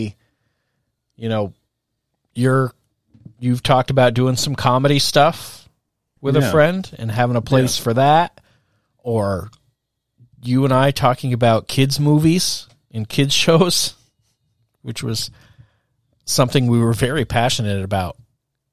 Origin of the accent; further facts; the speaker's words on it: Hardwick, Vermont, United States; also born or lived in Walden, Vermont / Williamstown, Vermont; I was driving from Williamstown to Hardwick every morning at 6:30